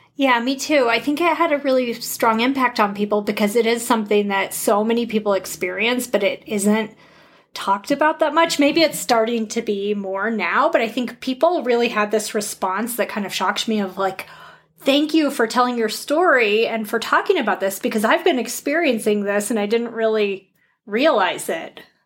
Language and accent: English; Colorado, United States; grew up in Colorado